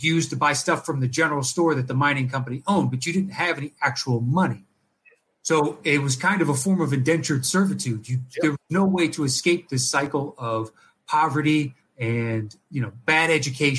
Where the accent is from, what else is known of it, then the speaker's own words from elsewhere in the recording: Clarksburg, West Virginia, United States; moved away; I grew up, in West Virginia for 8 years, I grew up in Clarksburg.